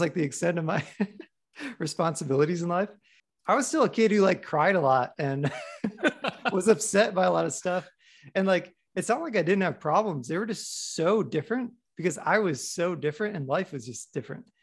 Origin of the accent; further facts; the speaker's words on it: Midwest, United States; moved away; I was recently back in the Midwest